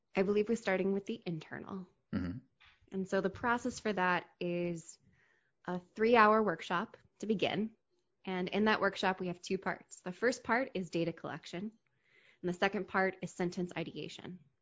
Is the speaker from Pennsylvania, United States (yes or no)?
yes; Hershey, Pennsylvania, United States; also born or lived in DC metro area; now in Washington, D.C. metro area, United States; I grew up in Hershey, Pennsylvania